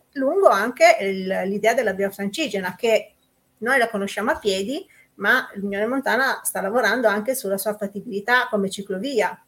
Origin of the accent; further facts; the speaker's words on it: Susa Valley, Piedmont, Italy; territori del cuore, quelli dove sei cresciuta